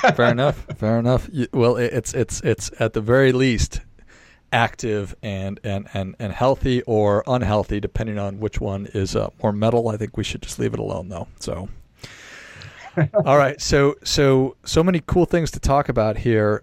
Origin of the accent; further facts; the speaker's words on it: Minnesota, United States; I'm from a small town in Minnesota